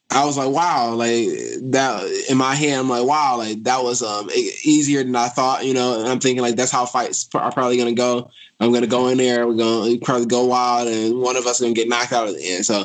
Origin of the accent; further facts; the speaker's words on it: Detroit, Michigan, United States; It was tough growing up in Detroit, but um, but I think uh, my life's experiences made me stronger, and I think that it brought me to where I am today.